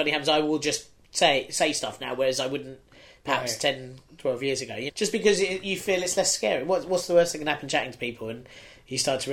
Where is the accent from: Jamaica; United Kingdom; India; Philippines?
United Kingdom; being a British person